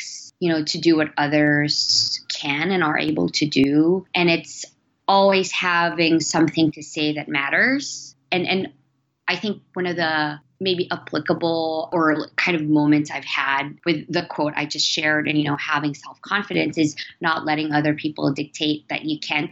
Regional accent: Philippines; So I'm Filipino. I was born and raised in the Philippines

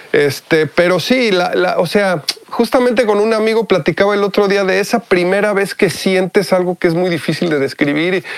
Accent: Mexico; moved away as an adult; also born or lived in Mexico City; now in United States; mi educación fue 100% en México, en, en escuelas mexicanas

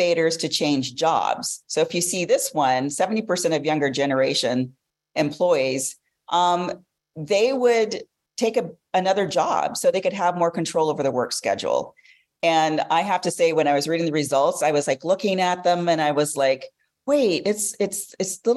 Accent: Los Angeles, California, United States; I'm from Los Angeles

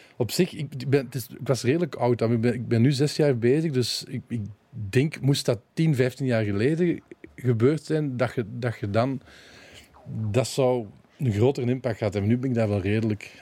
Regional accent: Balen, Flanders, Belgium; also born or lived in Limburg, Belgium; we zijn dan naar, naar de Kempen verhuisd, naar Balen

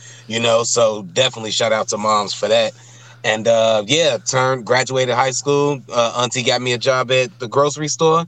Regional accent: Chicago, Illinois, United States; moved away as an adult; now in Madison, United States; Born and raised in Chicago, Cook County Hospital.

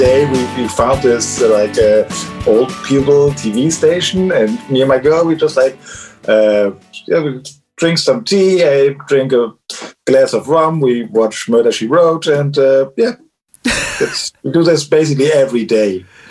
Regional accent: Cologne, North Rhine-Westphalia, Germany; I'm from Germany, yes.

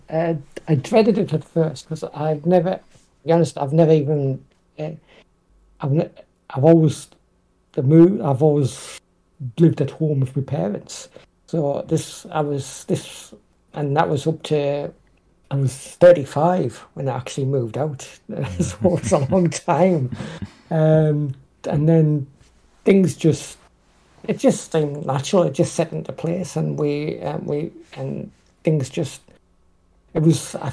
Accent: North East England, United Kingdom; also born or lived in Hartlepool; I was born in Hartlepool, uh, which is in the northeast of England, uh, but I grew up in a, a, mining village outside of Down City, which is near to Newcastle upon Tyne.

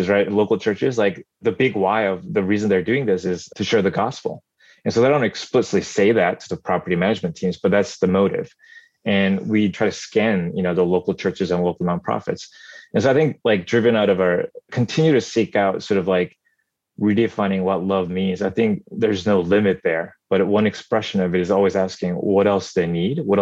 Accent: South Korea; now in Northern California, United States; every summer growing up in Korea during my childhood, we went there

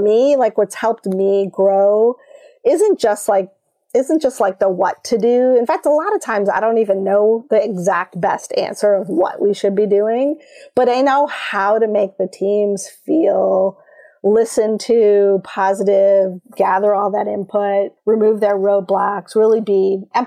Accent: Michigan, United States; I grew up in Michigan

